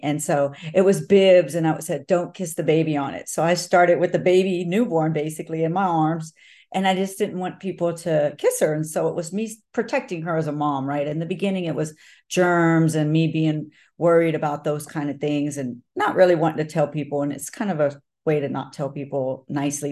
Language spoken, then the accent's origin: English; Texas, United States; it is my state, it is my hometown, and it's where I was born